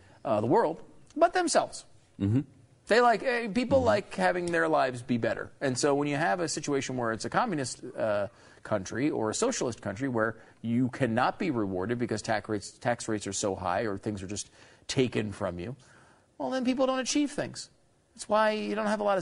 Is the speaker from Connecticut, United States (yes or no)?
yes; Connecticut, United States; I grew up in Connecticut.